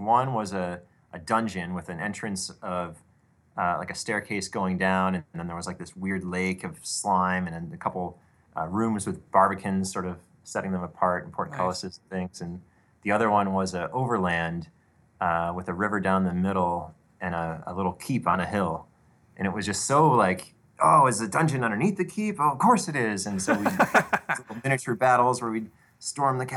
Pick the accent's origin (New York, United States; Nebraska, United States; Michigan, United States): Michigan, United States; Detroit; I grew up in Detroit, Michigan area